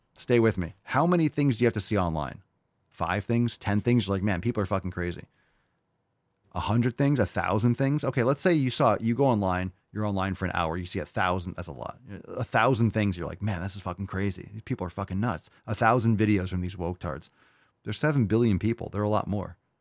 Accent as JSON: {"language": "English", "town": "New York City", "region": "New York", "country": "United States", "tie": "born or raised there", "said": "I grew up in New York City. I was born in New York City. I was born in the village"}